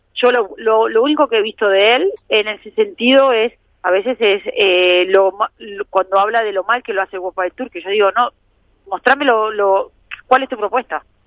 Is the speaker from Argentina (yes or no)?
yes; Argentina; Soy argentina